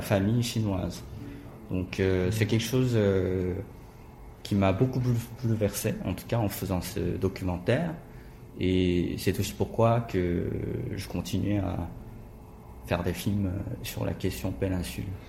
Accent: Busan, South Korea; born or raised there; French is a second language; moved away as an adult; also born or lived in France

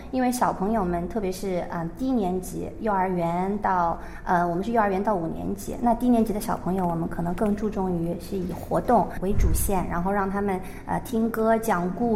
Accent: China; moved away as an adult; also born or lived in Shanghai; now in Seoul, South Korea; 我长大，在中国传统教育下

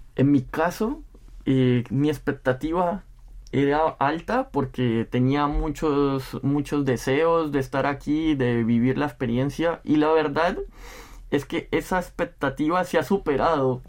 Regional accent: Spain; moved away as an adult; now in South Korea; soy de España

